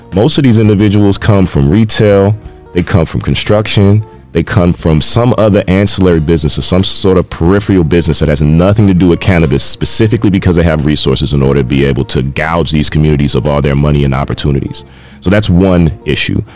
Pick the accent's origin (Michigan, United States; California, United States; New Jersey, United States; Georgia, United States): California, United States; Carson; moved away; I also am from uh, California. I grew up in Carson, right next to Compton.